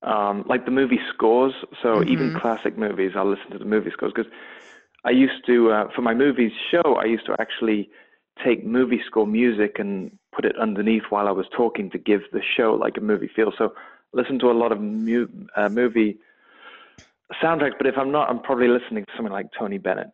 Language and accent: English; England, United Kingdom; The accent from my hometown is actually very close to a Scottish accent.